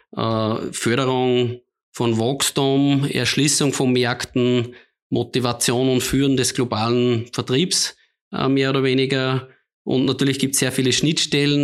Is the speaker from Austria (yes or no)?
yes; Austria; als Österreicher